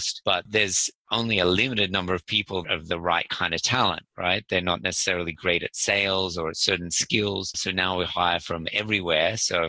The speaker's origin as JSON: {"language": "English", "town": "Sydney", "region": "New South Wales", "country": "Australia", "said": "I'm actually from Sydney, Australia, 46 years old."}